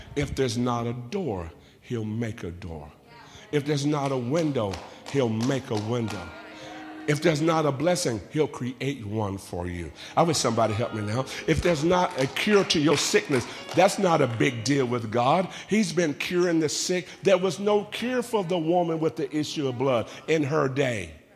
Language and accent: English; Central San Joaquin Valley, California, United States; I'm from the Central San Joaquin Valley. Out of my back door are almond orchards for as far as the eyes can see.